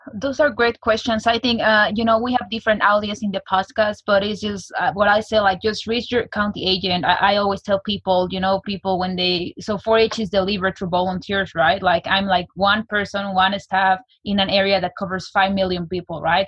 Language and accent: English; Mexico City, Mexico; now in United States; I was born and raised in Mexico City